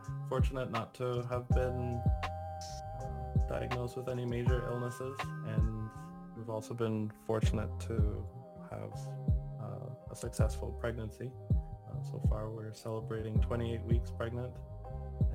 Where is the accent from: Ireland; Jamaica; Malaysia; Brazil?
Jamaica; moved away; As a Jamaican national